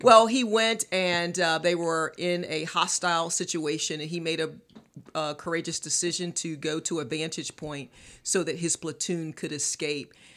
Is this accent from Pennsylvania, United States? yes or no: no; Morehead City, North Carolina, United States; moved away as an adult; also born or lived in Little Rock, Arkansas; now in Charlotte, United States; I'm from Morehead City, North Carolina, Carolina girl, East Coast girl